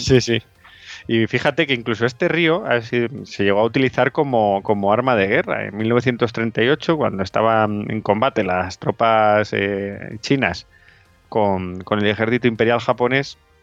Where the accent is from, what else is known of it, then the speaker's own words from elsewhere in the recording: Madrid, Community of Madrid, Spain; Nosotros, por ejemplo, somos de Madrid, aquí el riesgo sísmico es nulo